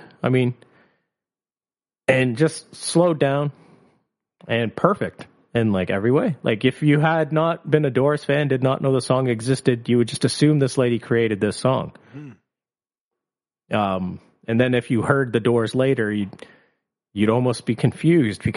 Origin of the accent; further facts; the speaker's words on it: Canada; we're Canadian